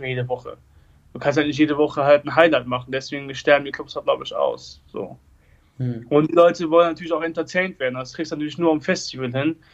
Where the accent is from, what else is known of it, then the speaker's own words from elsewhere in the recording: Erkelenz, North Rhine-Westphalia, Germany; Ich komme äh, aus Erkelenz, also aus Katzem mhm. Das ist ein Dorf mit 800 äh, Einwohnern